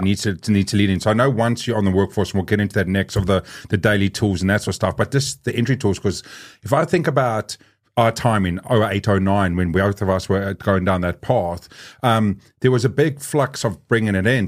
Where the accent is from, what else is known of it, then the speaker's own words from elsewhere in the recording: South Africa; now in New Zealand; I grew up in South Africa